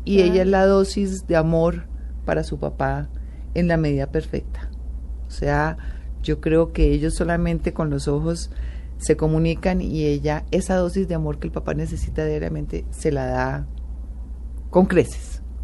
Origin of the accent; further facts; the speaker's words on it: Colombia; como colombiana